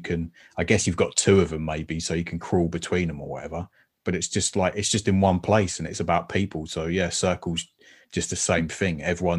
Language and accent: English; United Kingdom; No spheres, please. We're British.